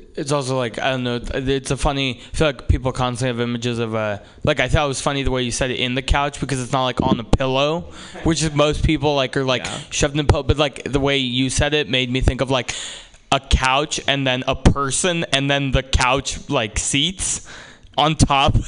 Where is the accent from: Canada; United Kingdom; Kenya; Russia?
Russia; now in United States; I'm from Russia, and uh, uh, some of my family is from Ukraine